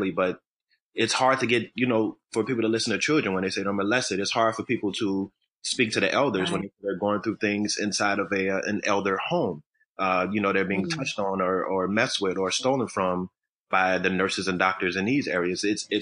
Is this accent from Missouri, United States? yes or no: no; Chicago, Illinois, United States; also born or lived in Highland Park, Illinois; I grew up first in what's considered one of the lower tiers of poverty and, I guess you would say, housing projects. It was Cabrini Green here in Chicago, Illinois